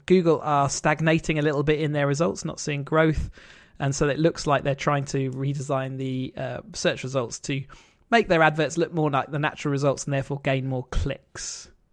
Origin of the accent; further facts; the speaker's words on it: United Kingdom; in the U K